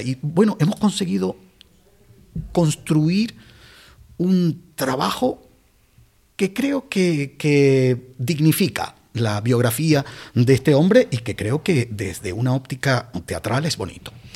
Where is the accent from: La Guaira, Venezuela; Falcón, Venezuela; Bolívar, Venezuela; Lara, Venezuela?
Lara, Venezuela; Barquisimeto; moved away as an adult; also born or lived in Canary Islands; now in Guía de Isora, Spain; volví a, Barquisimeto, que es mi ciudad natal